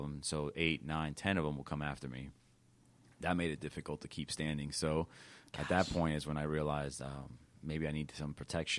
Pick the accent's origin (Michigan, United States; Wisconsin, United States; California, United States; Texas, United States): California, United States; Los Angeles; moved away; I was born in East Los Angeles.